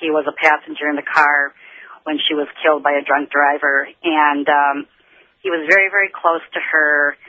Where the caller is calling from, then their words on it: Boston, Massachusetts, United States; I'm calling actually from Boston from the National Conference for Compassionate Friends.